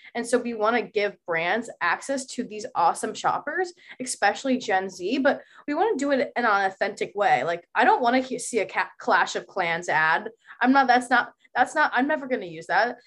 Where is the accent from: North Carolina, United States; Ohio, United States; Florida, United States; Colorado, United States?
Ohio, United States; Columbus; now in Boston, United States; I am from Columbus, Ohio, and I promise you, it's way more than just farmland